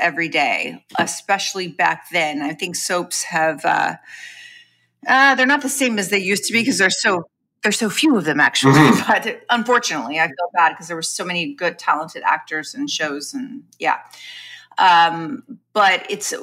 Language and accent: English; Long Beach, California, United States; also born or lived in Los Angeles; I'm from Long Beach, California, which is a suburb of Los Angeles.